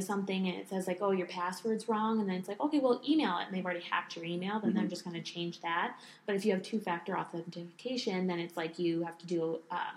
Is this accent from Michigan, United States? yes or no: yes; Michigan, United States; I'm from Michigan